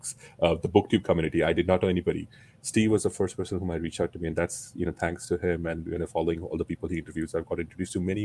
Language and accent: English; India; moved away as an adult; now in United States; I was growing up in India